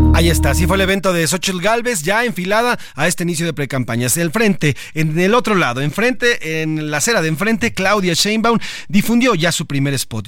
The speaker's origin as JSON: {"language": "Spanish", "country": "Mexico", "said": "nos hace y nos congrega como mexicanos"}